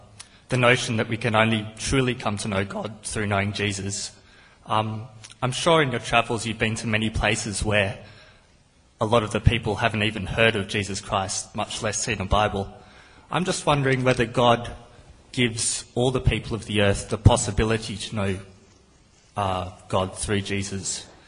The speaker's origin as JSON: {"language": "English", "country": "Australia", "said": "I'm from Australia."}